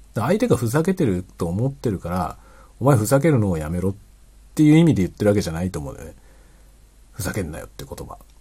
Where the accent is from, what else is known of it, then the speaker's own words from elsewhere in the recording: Japan; first language Japanese; 日本語のネイティブであったことはとても幸運だったなと思ってます